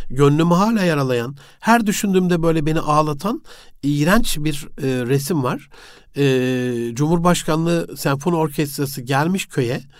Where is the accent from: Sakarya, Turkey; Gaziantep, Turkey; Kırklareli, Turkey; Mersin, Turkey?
Gaziantep, Turkey; E, Osmaniye'yi Antep'te doğdum büyüdüm ama e, hayatımın bir 9 yılı orada geçti.